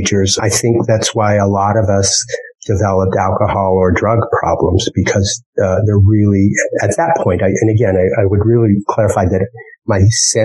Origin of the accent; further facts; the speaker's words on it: Wyoming, United States; moved away; the whole time as a kid growing up in Wyoming